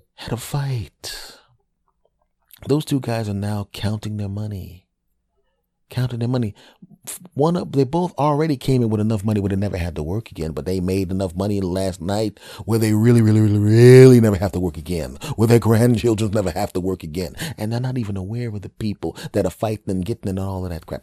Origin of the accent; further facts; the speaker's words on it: Philadelphia, Pennsylvania, United States; also born or lived in New York / California; now in New Jersey, United States; As a Philadelphia person who was, who's living in New Jersey now and, ah, is originally from Philadelphia